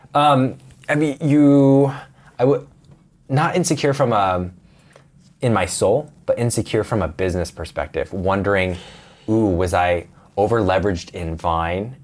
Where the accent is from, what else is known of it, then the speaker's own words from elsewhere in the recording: Portland, Oregon, United States; moved away as an adult; Portland, Oregon. Grew up on a little farm area